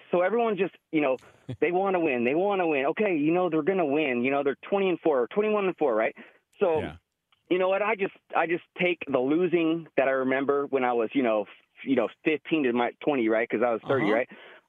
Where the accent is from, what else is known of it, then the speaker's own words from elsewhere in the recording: California, United States; I'm from the Bay Area for at least 20 years.